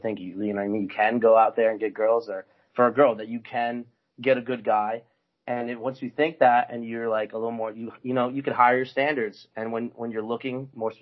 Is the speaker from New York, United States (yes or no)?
no; South River, New Jersey, United States; also born or lived in Florida; now in Jacksonville, United States; I am originally from New Jersey